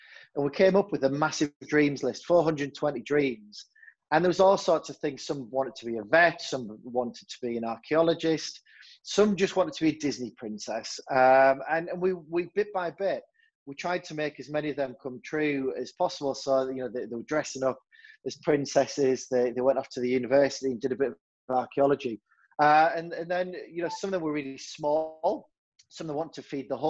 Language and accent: English; Hartlepool, North East England, United Kingdom; moved away; also born or lived in Fleetwood; Hartlepool, where I'm from